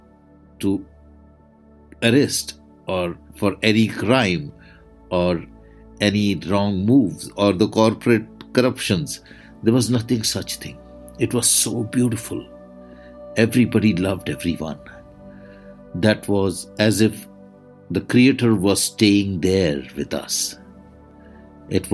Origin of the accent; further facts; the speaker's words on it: India; I am the Indian monk